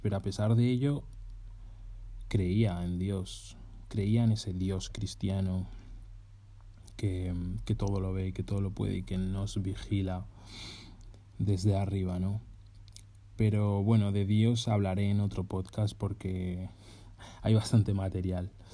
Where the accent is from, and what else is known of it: Spain; moved away as an adult